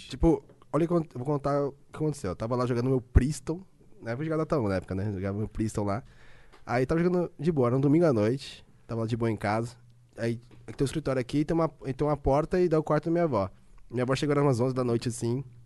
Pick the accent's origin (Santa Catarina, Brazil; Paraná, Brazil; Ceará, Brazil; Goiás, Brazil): Paraná, Brazil; Londrina; also born or lived in Curitiba; now in São Paulo, Brazil; Nasci em Londrina, né? Norte do Paraná. Aí eu tenho. Eu falo porta, porteira, portão